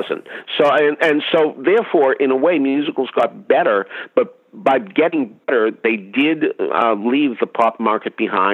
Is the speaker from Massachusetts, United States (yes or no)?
yes; Boston, Massachusetts, United States; I'm from Boston, and we had Boston After Dark